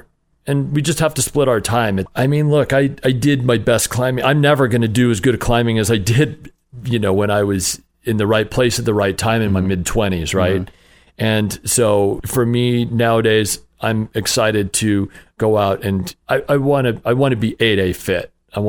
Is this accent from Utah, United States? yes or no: yes; Utah, United States; I grew up in Utah. Yep.